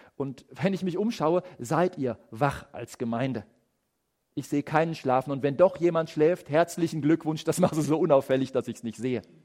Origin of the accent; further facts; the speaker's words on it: Germany; bei uns in Deutschland